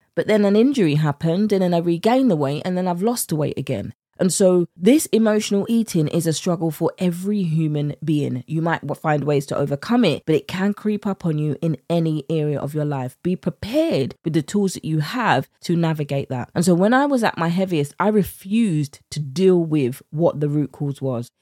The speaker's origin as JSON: {"language": "English", "country": "United Kingdom", "accent": "British", "said": "my British accent"}